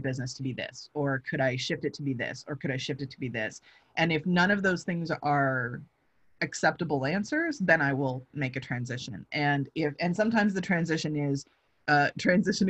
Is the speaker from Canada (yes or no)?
yes; London, Ontario, Canada; moved away; I'm from London, Ontario